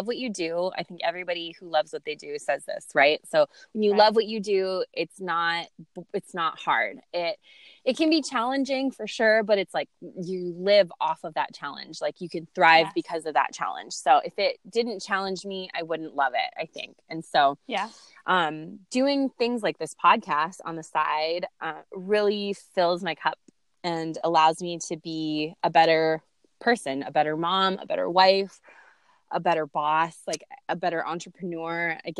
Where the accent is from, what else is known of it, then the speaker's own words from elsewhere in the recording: California, United States; born there; also born or lived in Lanai, Hawaii; I was born in California. I moved from LA, which is like big bustling city, to a tiny little island called Lanai